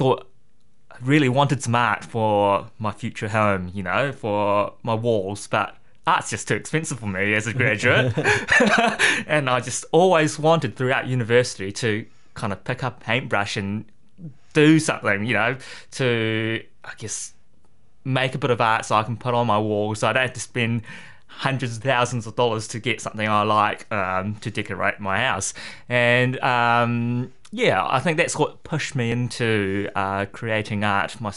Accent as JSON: {"language": "English", "town": "Rotorua", "region": "Bay of Plenty", "country": "New Zealand", "tie": "born or raised there", "also_born_or_lived": "Singapore", "moved": "as an adult", "lives_now": "Hamilton, New Zealand", "said": "I grew up in Rotorua and went overseas to study finance in Singapore"}